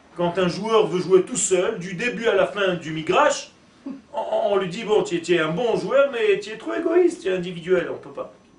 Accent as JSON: {"language": "French", "country": "Israel", "tie": "born or raised there", "first_language": "Hebrew", "second_language": "French", "said": "je suis né en Israël et ma langue natale c'est l'hébreu."}